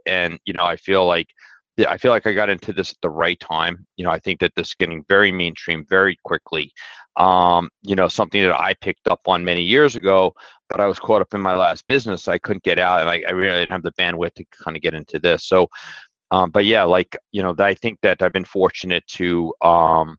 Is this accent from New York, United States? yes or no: yes; New York City, New York, United States; moved away; I grew up in Brooklyn